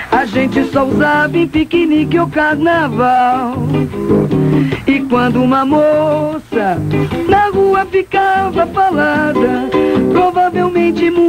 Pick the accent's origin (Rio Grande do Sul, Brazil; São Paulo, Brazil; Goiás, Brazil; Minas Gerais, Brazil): São Paulo, Brazil; Nasci em São Paulo, mais precisamente no bairro da Moca. De noite a gente sentava na porta, porque não existia a televisão.